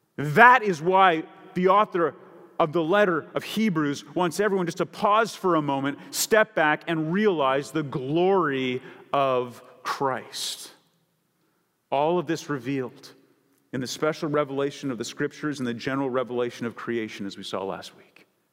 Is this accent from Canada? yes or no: yes; Canada; now in San Diego, United States; I grew up in Canada